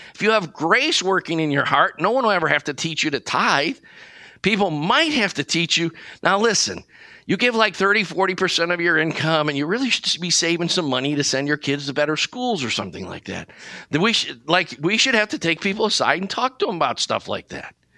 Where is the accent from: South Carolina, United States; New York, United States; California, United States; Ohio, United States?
Ohio, United States; Brecksville; I grew up in Cleveland, Ohio, in a little town called Brecksville